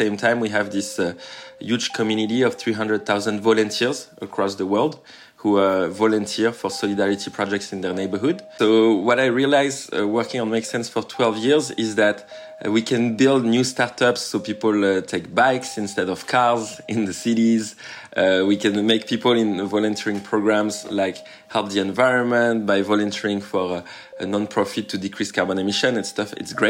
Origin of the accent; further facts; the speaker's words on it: Tahiti, French Polynesia; I come from Tahiti, French Polynesia. It's a small island in the Pacific Ocean.